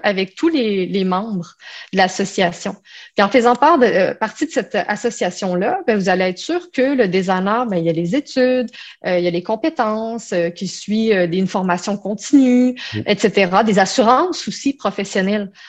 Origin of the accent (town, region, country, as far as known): Quebec, Canada; born or raised there